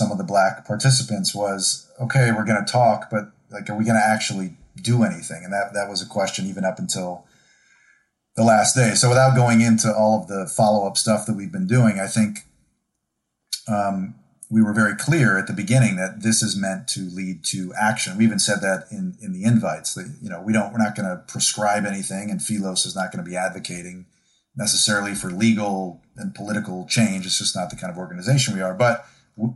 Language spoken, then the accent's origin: English; Buffalo, New York, United States; also born or lived in Syracuse; I grew up in Rust Belt, Buffalo, and Syracuse